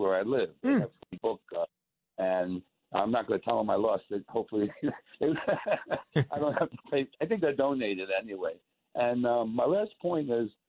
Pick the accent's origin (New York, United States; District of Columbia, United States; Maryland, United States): New York, United States; moved away; I'm originally from New York